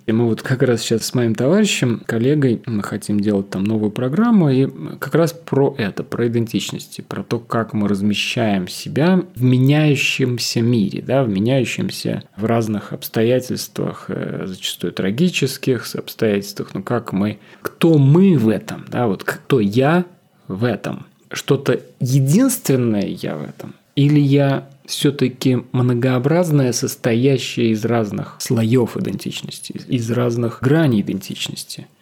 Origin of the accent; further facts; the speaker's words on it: Russia; moved away as an adult; also born or lived in Moscow / Piran, Slovenia; now in Ljubljana, Slovenia; Будучи россиянином, который переехал в Словению, живущим в маленьком городке